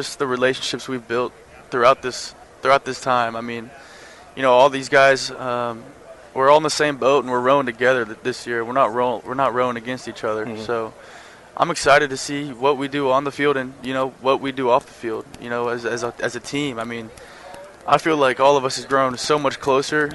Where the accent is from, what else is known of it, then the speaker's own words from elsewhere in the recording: Texas, United States; growing up in Texas